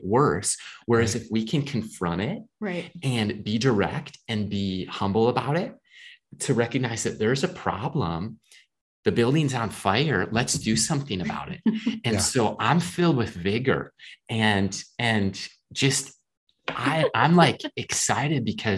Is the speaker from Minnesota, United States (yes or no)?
yes; Minnesota, United States; born or raised there